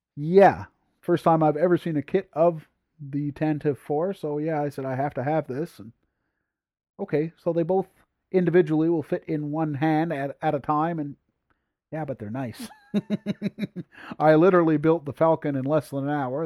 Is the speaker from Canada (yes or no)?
yes; Sherbrooke, Quebec, Canada; first language English; I am English and French Canada